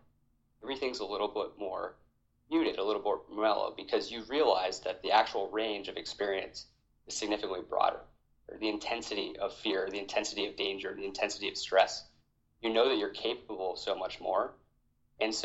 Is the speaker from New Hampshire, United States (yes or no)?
no; Hawaii, United States; moved away as an adult; I was born and raised in Hawaii